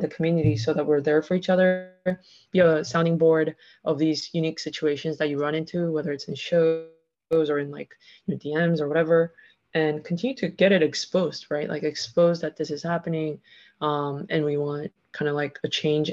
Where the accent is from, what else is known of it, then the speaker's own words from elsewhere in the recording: Texas, United States; I grew up in Texas